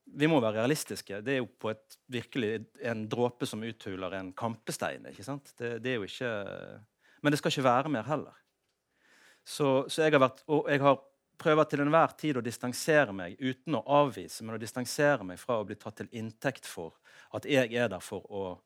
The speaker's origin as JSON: {"language": "Norwegian", "country": "Norway", "said": "jeg er jo norsk"}